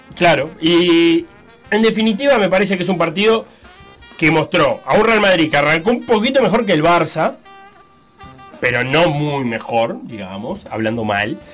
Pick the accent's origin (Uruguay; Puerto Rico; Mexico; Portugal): Uruguay; viéndolo como uruguayo